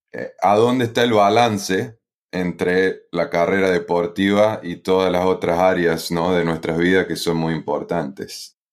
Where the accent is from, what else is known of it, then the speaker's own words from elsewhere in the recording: Río Tercero, Córdoba, Argentina; moved away as an adult; also born or lived in Philadelphia, United States / Italy; soy eh, argentino, eh, específicamente de Río Tercero, en la provincia de Córdoba